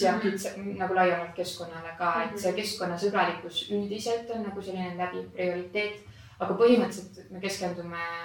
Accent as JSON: {"language": "Estonian", "country": "Estonia", "said": "olles eestlane"}